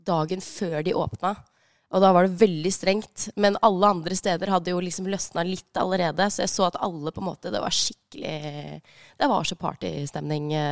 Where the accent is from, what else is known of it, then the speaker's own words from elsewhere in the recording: Gjøvik, Innlandet, Norway; Jeg er fra Gjøvik. Vi, eh, vi, har lært å, vi lærte å kjøre tidlig, vi.